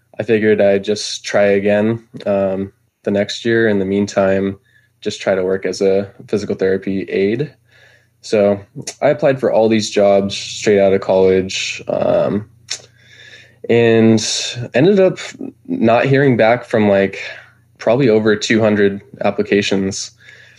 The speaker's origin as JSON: {"language": "English", "area": "Bay Area", "region": "California", "country": "United States", "tie": "born or raised there", "moved": "as an adult", "lives_now": "Idaho, United States", "said": "I was originally from California"}